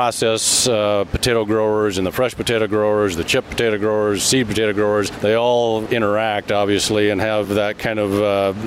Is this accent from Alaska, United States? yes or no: no; Idaho, United States; I'm from Idaho, and of course Idaho has kind of the right climate and geography